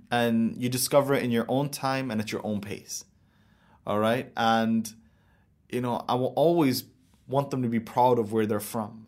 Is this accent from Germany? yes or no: no; United Arab Emirates; growing up in my country and looking at my dad and looking at my future is like, I'm gonna be here